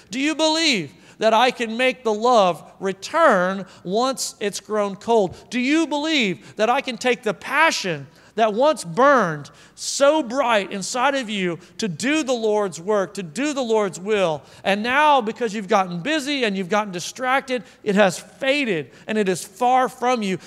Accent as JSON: {"language": "English", "region": "Oklahoma", "country": "United States", "also_born_or_lived": "Arkansas", "moved": "yes", "said": "I'm from Oklahoma, so, like, there's a lot of farms"}